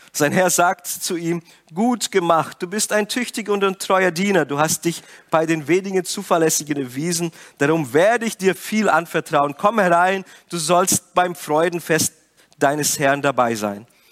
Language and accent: German; Brazil; moved away; Ich komme ja aus Brasilien und meine Eltern haben ein Geschäft.